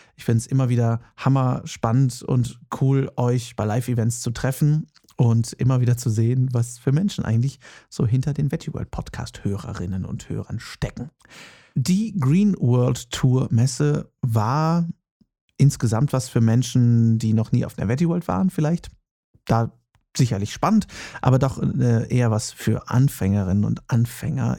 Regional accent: Herford, North Rhine-Westphalia, Germany; moved away; Ich komme gebürtig ja aus Westfalen, genauer gesagt aus Herford

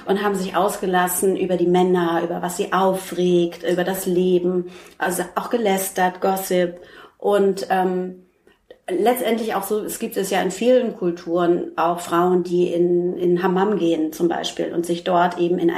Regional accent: Frankfurt, Hesse, Germany; now in Hamburg, Germany; Ich komme aus Frankfurt.

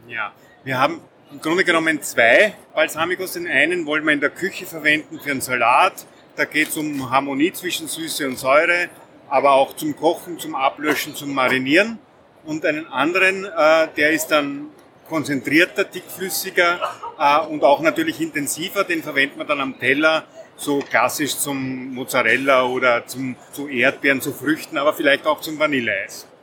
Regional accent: Lower Austria, Austria; wir kommen aus Niederösterreich

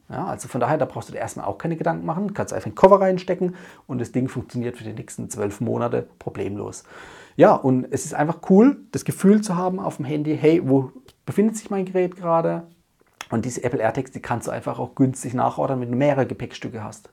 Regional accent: Germany; bei uns in Deutschland

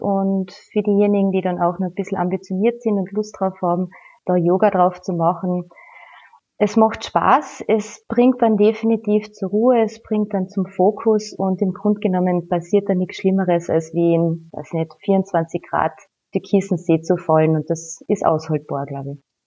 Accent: Villach, Carinthia, Austria; rund um meine Heimatstadt sind 17 Seen

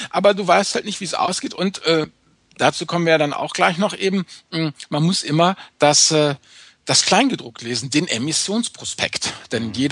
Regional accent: Rhineland, Germany

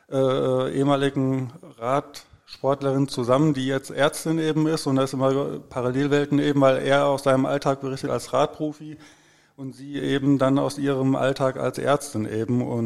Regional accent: Herborn, Hesse, Germany; ich komme nicht aus dem Ruhrgebiet, also ich komme aus Hessen, aus dem schönen Herborn. Das liegt so zwischen Siegen und Gießen inmitten von Hessen

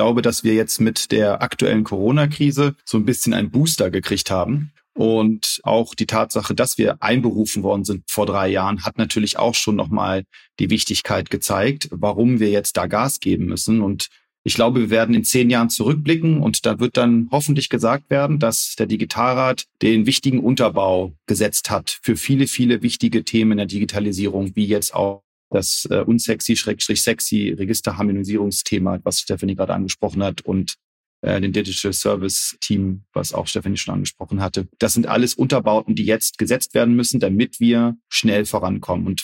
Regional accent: Wolfsburg, Lower Saxony, Germany; Ich bin Wolfsburger, genau. Ich bin in Wolfsburg geboren.

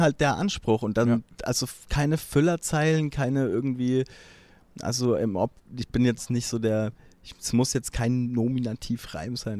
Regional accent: Hilpoltstein, Bavaria, Germany; ich komme ja aus Hilpoltstein, mhm. das ist so 10.000, 12.000 Einwohner groß

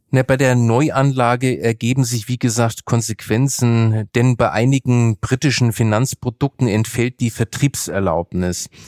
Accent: Nuremberg, Bavaria, Germany; Ich bin ja in Nürnberg aufgewachsen

